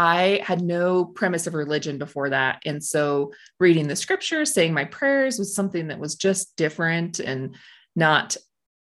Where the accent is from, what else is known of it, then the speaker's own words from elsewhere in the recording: Blanding, Utah, United States; I'm from Blanding, Utah, down in the Four Corners area.